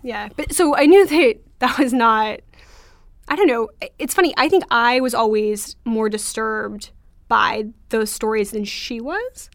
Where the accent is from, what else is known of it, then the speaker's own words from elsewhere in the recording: Orange County, California, United States; I grew up in Orange County